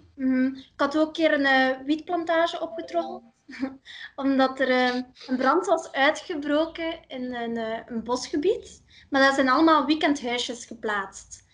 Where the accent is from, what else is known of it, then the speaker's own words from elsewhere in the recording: Ursel, Flanders, Belgium; ik ben van Ursel, maar dat is nu gefusioneerd met Aalter.